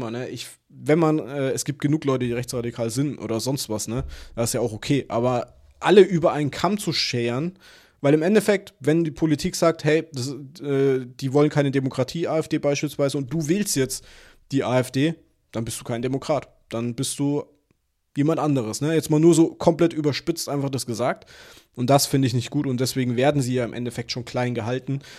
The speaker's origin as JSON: {"language": "German", "town": "Würzburg", "region": "Bavaria", "country": "Germany", "said": "ich komme aus Würzburg. Wir sind eine Studentenstadt, ne?"}